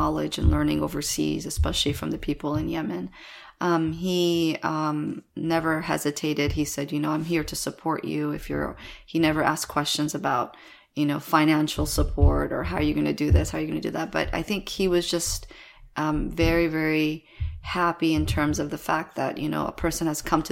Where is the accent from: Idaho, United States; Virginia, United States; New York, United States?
Virginia, United States; Washington, D.C., Northern Virginia area, United States; also born or lived in Kabul, Afghanistan; We came to America when I was about 3 years old, and we settled in D.C., Washington, D.C., Northern Virginia area